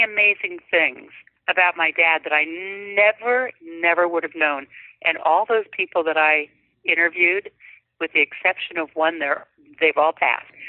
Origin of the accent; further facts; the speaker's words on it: North Dakota, United States; now in California, United States; from north dakota out to california